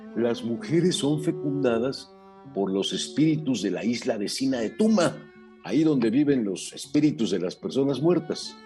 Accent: Mexico City, Mexico; Nacimos en la Ciudad de México a mediados del siglo pasado, somos varones, estudiamos en la misma prepa, e incluso en la misma facultad

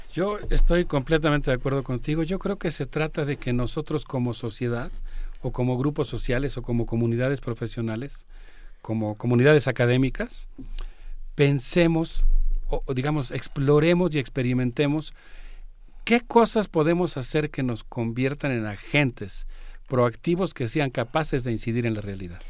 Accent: Mexico; como mexicanos y como profesionistas

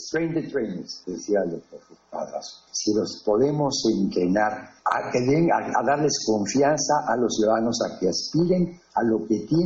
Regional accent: Mexico; para nosotros como mexicanos

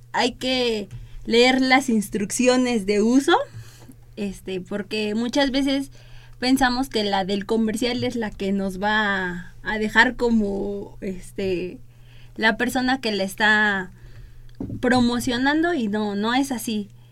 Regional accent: Mexico

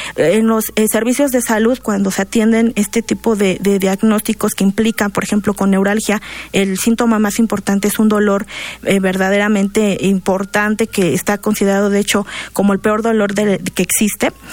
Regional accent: Mexico; los mexicanos

